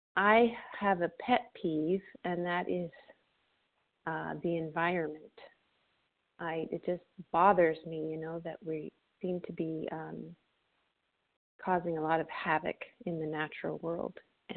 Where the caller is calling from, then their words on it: Florida, United States; gratefully recovered, calling in from Florida this morning.